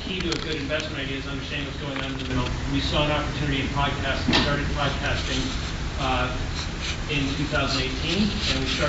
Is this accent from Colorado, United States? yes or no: no; Holyoke, Massachusetts, United States; growing up in Holyoke, Massachusetts